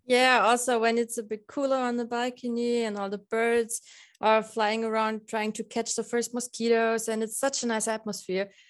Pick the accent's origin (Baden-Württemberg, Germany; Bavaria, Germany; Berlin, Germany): Bavaria, Germany; Lower; now in Passau, Germany; I'm from Lower Bavaria